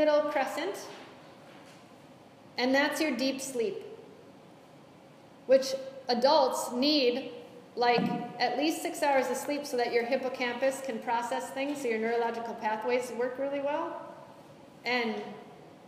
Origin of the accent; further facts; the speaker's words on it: United States; I'm American